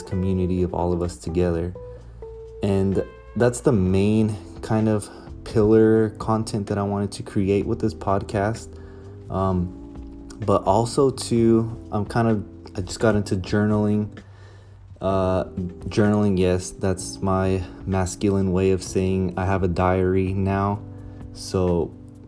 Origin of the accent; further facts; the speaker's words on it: Ventura, California, United States; also born or lived in Santa Maria, California; I grew up right here in Ventura